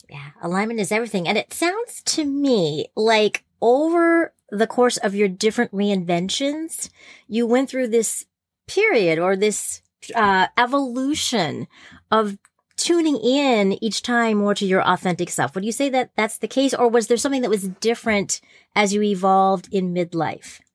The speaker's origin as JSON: {"language": "English", "region": "New Jersey", "country": "United States", "tie": "born or raised there", "said": "I grew up in New Jersey"}